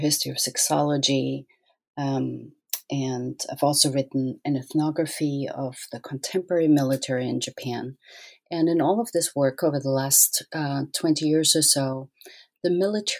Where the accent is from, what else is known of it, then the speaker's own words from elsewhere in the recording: Austria; moved away; I grew up in Austria